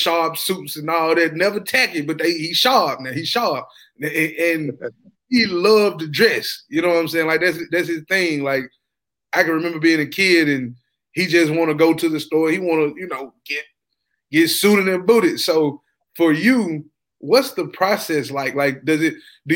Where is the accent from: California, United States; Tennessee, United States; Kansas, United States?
Tennessee, United States; Ripley; I'm from Ripley, Tennessee